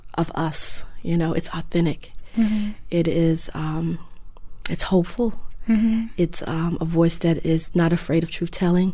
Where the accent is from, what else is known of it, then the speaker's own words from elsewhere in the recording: Memphis, Tennessee, United States; also born or lived in New York; I'm from Memphis. I was born and mostly raised here.